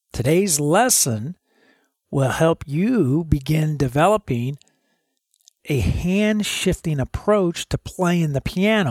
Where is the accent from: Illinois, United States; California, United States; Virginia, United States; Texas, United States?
Illinois, United States; Chicago; now in Dallas, United States; I grew up in Illinois, up around Chicago